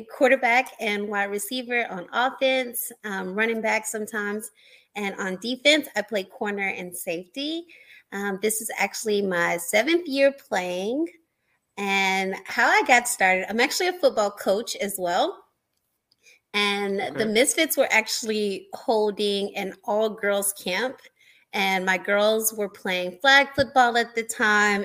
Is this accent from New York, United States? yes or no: no; Nashville, Tennessee, United States; we had a women's football team here in my hometown